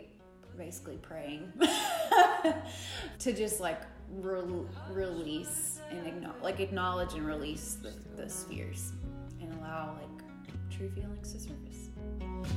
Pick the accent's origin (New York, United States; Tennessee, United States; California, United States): Tennessee, United States; Jackson; I grew up in the South, I grew up in Tennessee